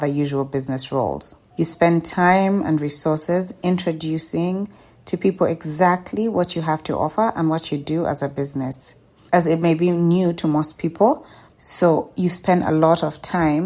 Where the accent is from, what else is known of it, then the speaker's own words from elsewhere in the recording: Kampala, Central Region, Uganda; my hometown, Kampala